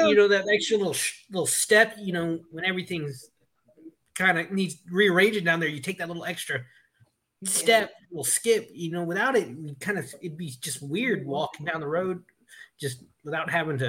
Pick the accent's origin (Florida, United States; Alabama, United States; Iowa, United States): Florida, United States; I'm from the Redneck Riviera, so.